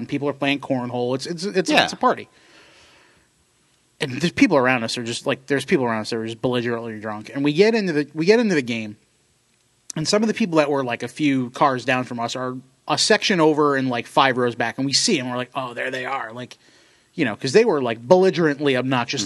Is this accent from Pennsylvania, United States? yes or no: yes; Delaware County, Pennsylvania, United States; moved away; we're from Delaware County